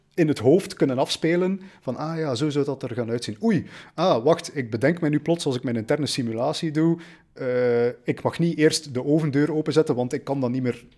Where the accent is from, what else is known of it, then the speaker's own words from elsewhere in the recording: Belgium; wij als Belgen